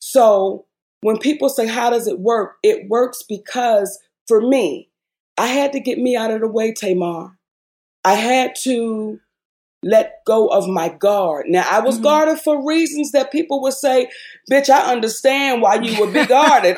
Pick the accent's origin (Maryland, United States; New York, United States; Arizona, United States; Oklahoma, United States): Maryland, United States; Baltimore; moved away as an adult; also born or lived in Hollywood; I was this girl from Baltimore.